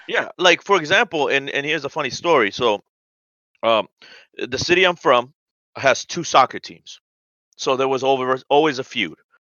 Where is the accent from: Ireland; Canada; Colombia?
Colombia; I'm from South America. I'm from Colombia